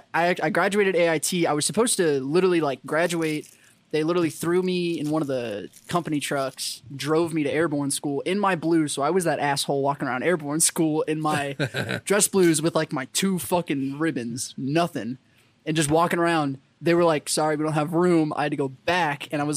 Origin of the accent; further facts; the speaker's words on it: San Antonio, Texas, United States; And I'm like, no, I'm in from San Antonio.